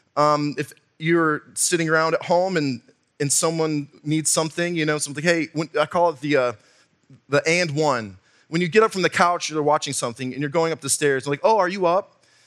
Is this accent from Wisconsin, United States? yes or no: yes; Wisconsin, United States; moved away; also born or lived in southwestern Virginia; I'm from Wisconsin. We have dirt up there.